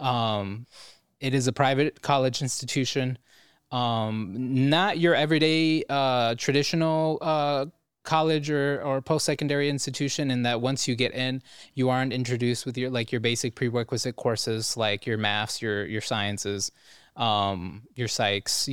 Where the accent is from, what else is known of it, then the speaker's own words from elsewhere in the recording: Cleveland, Ohio, United States; growing up in Cleveland, I was just like an anime kid